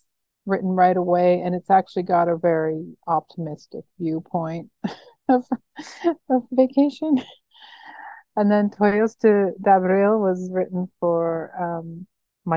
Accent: Nanaimo, British Columbia, Canada; moved away; growing up in Nanaimo, BC

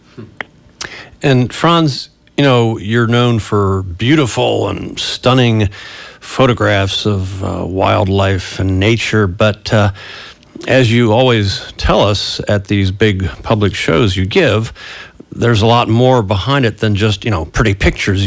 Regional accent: Northern Virginia, United States; moved away; my annual sojourn back to where I grew up in Northern Virginia near Washington, D.C.

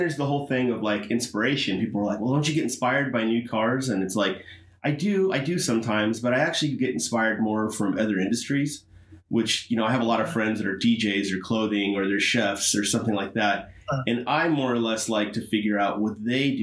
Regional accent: San Bernardino, California, United States; moved away as an adult; also born or lived in Los Angeles, California; now in San Diego, United States; born and raised in San Bernardino, and I lived in San Bernardino County until I was 18

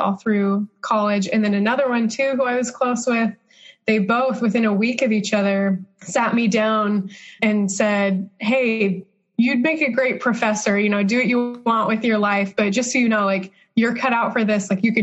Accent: Utah, United States; also born or lived in Arizona; I grew up in Utah, went to Brigham Young University for my undergraduate

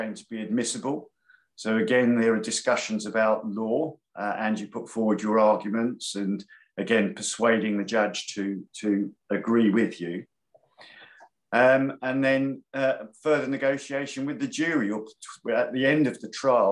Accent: London, United Kingdom; I was born in London, Camden Town, hence the Arsenal connection

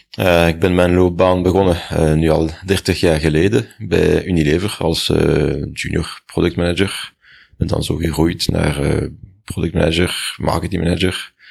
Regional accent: Brussels, Belgium; In Brussel.

